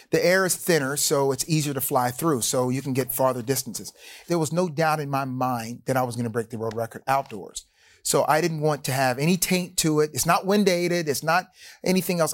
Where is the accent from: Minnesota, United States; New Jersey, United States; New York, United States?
New Jersey, United States; Willingboro; moved away as an adult; I went to Williamboro High School. I grew up there in New Jersey